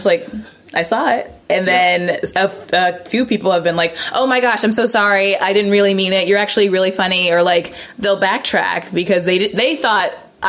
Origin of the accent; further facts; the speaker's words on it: Indianapolis, Indiana, United States; moved away as an adult; also born or lived in New York; I'm from Indiana. Okay. Indianapolis, Indiana.